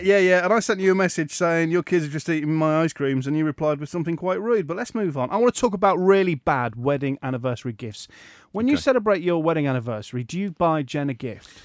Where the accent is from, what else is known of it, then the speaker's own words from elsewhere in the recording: Hull, Yorkshire and the Humber, United Kingdom; moved away; my hometown station of Viking FM